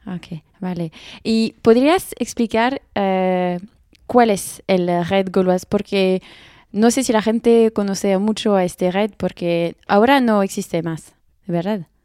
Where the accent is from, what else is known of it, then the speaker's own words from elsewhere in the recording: France; accent: French; Spanish is a second language; mi acento español, es muy francés